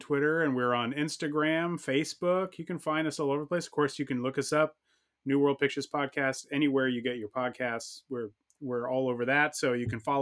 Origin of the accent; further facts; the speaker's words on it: Southern California, United States; growing up in Southern California